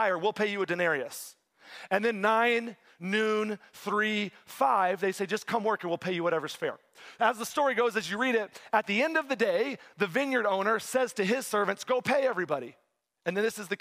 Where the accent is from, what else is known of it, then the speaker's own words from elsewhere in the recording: Texas, United States; moved away as an adult; now in East Lansing, United States; I grew up in Texas. I like the warm weather. I'm in Michigan now